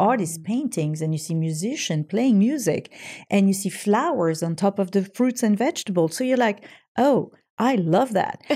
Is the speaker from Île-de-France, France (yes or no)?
no; French Riviera, Provence-Alpes-Côte d'Azur, France; moved away; my hometown